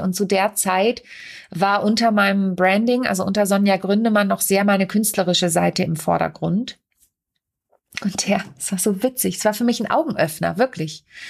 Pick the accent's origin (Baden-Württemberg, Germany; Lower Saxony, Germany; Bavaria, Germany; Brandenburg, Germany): Lower Saxony, Germany; Lüneburg Heath, between Uelzen, Braunschweig and Celle; moved away; also born or lived in Kassel / Mannheim / Hamburg; ich bin in Kassel geboren und in der Lüneburger Südheide, mitten oben Dörfen, Dörpen, zwischen Uelzen, Braunschweig und Celle bin ich groß geworden.